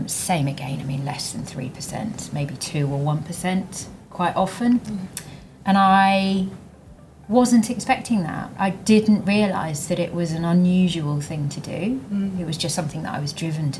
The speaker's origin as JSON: {"language": "English", "area": "East Anglia", "region": "East of England", "country": "United Kingdom", "tie": "born or raised there", "said": "I grew up in East Anglia, right in the middle of the UK"}